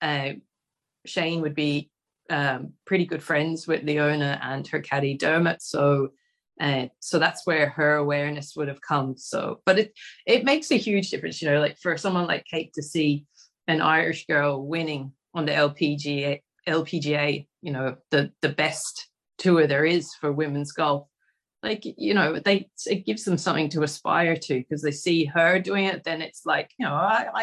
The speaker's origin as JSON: {"language": "English", "country": "Australia", "tie": "born or raised there", "said": "growing up in Australia"}